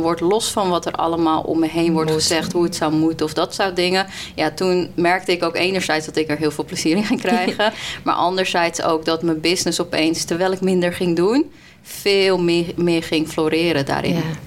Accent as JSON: {"language": "Dutch", "country": "Colombia", "moved": "yes", "lives_now": "Netherlands", "said": "ik kom uit Colombia"}